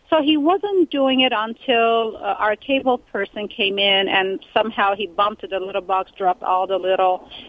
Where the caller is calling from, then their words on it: California, United States; I'm great. From California.